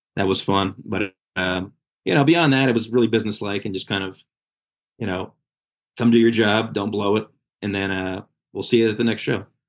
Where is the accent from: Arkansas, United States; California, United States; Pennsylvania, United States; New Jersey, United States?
New Jersey, United States; Red Bank; Red Bank, which is my hometown